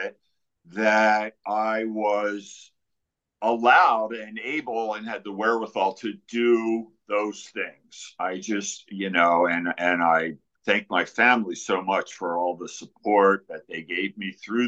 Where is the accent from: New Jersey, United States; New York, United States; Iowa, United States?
New Jersey, United States; I'm from Jersey, so you know you grow up with the Sopranos